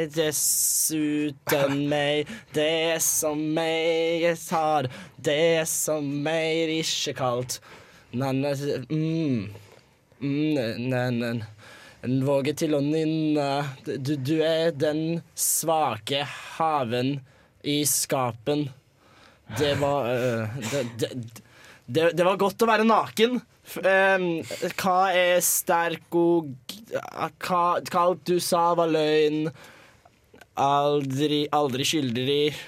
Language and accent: Norwegian; Bærum, Akershus, Norway; jeg kommer fra Bærum